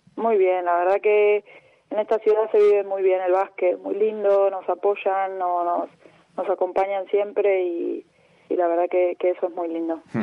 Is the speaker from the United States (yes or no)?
no; Lanús, Buenos Aires Province, Argentina; moved away as an adult; now in Tenerife, Spain; en Remedio de Escalada que es más cerca de, Banfield, pero, pero pertenece a Lanús. Y, y nada, viví toda mi vida ahí